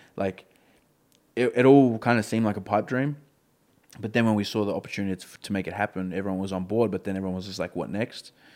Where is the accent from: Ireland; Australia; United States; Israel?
Australia; Melbourne, Victoria; I've been brought up in this community.